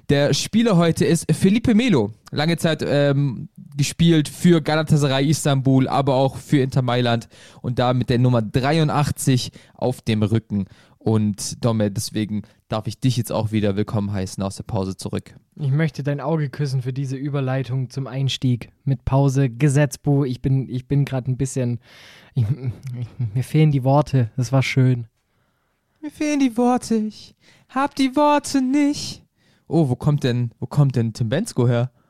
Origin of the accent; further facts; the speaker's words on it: Stuttgart, Baden-Württemberg, Germany; ich sage als Stuttgarter Dankeschön, ganz ehrlich.